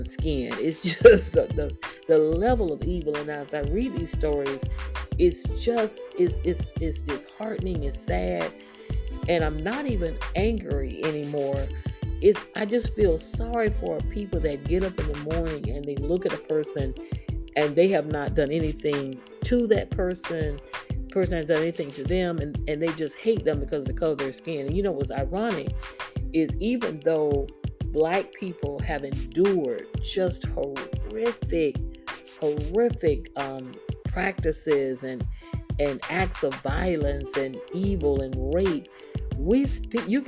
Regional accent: Daytona Beach, Florida, United States; Daytona Beach, where I grew up

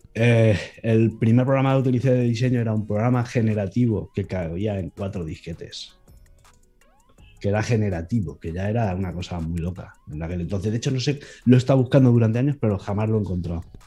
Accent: Elda, Valencian Community, Spain; me metí en una empresa de aquí de, Alicante, de mi pueblo, de Elda, de donde yo vivo.

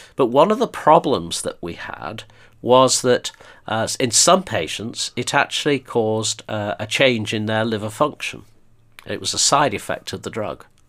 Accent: Blackpool, North West England, United Kingdom; moved away as an adult; also born or lived in Birmingham / Stoke; I grew up in Blackpool

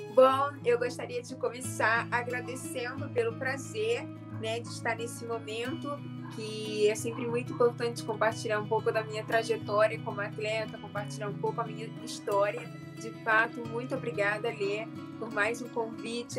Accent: Rio de Janeiro, Brazil; nasci e moro no Rio de Janeiro

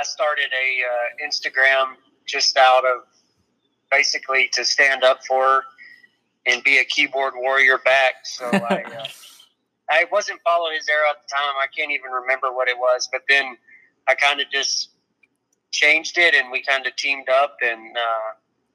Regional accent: Rogers, Texas, United States; I grew up about 30 miles from there in a little town called Rogers, Texas

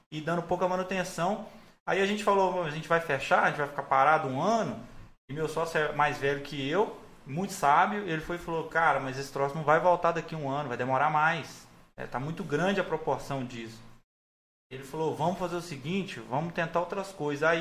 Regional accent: Resplendor, Minas Gerais, Brazil; Eu sou de Resplendor.

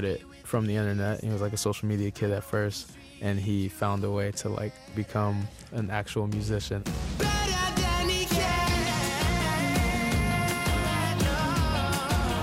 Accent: Texas, United States; growing up in Texas

